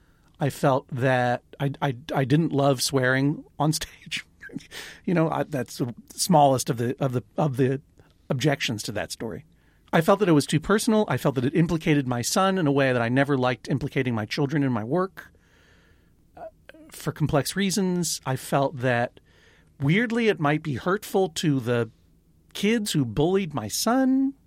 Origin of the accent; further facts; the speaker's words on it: Brooklyn, New York, United States; I'm from Brooklyn, New York.